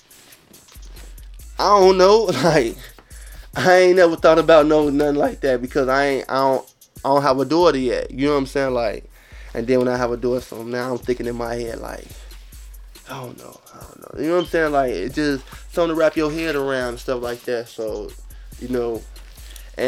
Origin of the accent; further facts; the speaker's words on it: Chicago, Illinois, United States; I'm from Chicago.